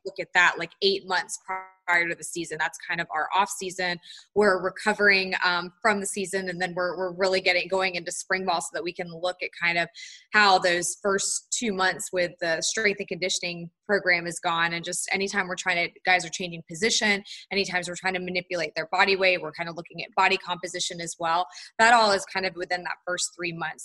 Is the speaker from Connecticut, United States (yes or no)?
no; Charlotte, North Carolina, United States; also born or lived in Tallahassee, Florida; I'm from Charlotte, North Carolina, so I grew up in North Carolina